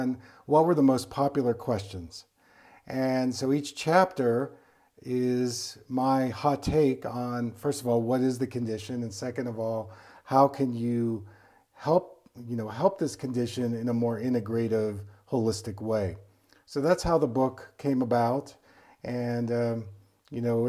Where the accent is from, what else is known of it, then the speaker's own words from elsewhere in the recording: East Coast, United States; I was from the East Coast